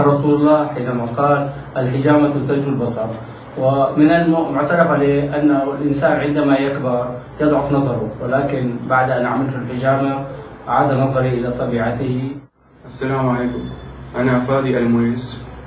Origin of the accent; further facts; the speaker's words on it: Damascus, Damascus Governorate, Syria; من مواليد دمشق 1936